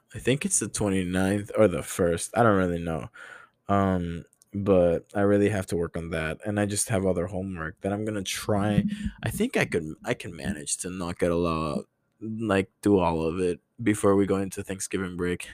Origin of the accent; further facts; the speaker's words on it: Honduras; moved away as an adult; now in United States; I'm not American